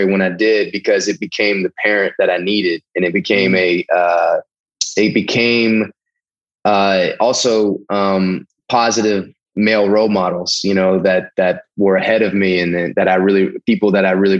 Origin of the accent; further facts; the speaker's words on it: the South, United States; I'm from the South.